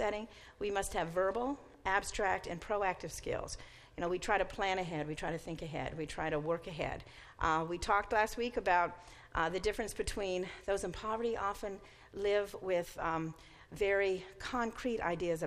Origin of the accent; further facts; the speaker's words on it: Mississippi, United States; now in East Canton, United States; I grew up in Mississippi